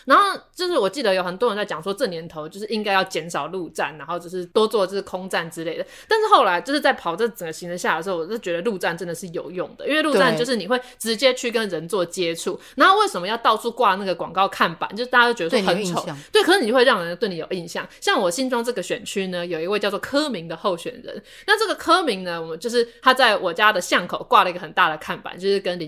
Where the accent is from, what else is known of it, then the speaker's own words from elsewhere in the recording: Taiwan; first language Taiwanese Hokkien; Chinese is a second language; 因为身为一位台语母语者，你你要讲好好做事，你要讲呵呵这代志，绝对不是吼吼